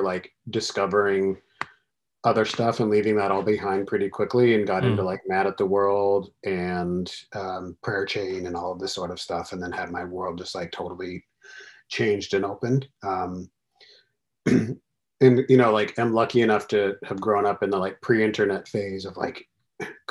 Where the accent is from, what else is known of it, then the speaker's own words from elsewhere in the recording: Central Valley of California, United States; I grew up in the Central Valley of California